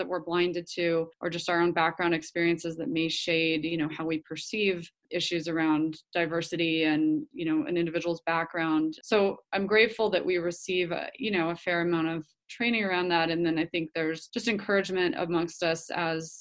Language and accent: English; Colorado, United States; moved away as an adult; now in New Mexico, United States; I am from Colorado initially